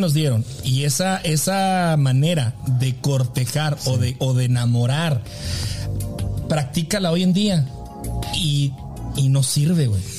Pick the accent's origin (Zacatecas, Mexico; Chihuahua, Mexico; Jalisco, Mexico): Chihuahua, Mexico; Delicias; en la ciudad donde yo crecí, en la prepa donde yo nací, se acostumbraban las sociedades de alumnos